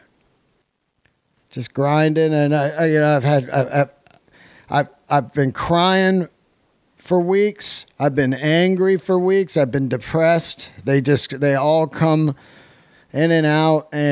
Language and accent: English; Yosemite, California, United States; I was born in Yosemite